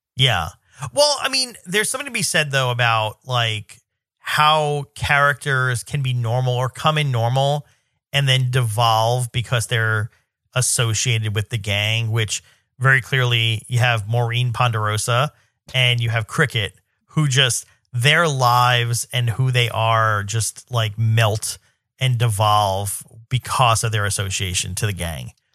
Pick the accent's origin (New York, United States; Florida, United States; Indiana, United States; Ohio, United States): New York, United States; I'm a New Yorker